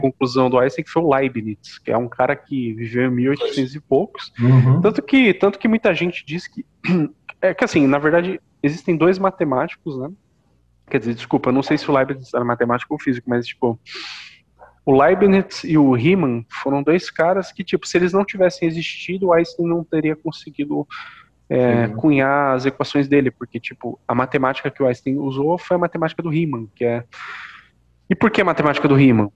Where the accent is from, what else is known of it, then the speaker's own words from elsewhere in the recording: Brazil; nós nascemos no Brasil